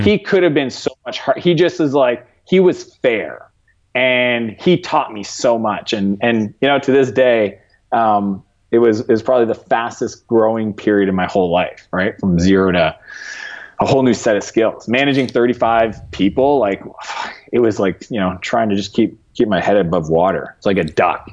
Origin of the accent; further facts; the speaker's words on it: Eastern Canada, Canada; moved away as an adult; now in San Francisco, United States; my small hometown that I grew up in in Canada